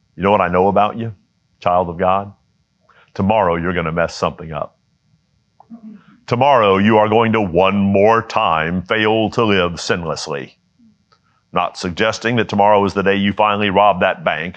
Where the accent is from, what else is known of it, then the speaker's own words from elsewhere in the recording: United States; I was born in the United States